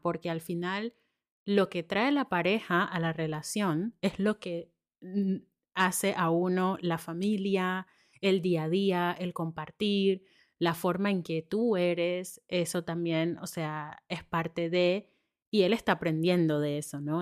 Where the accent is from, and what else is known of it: Panama; moved away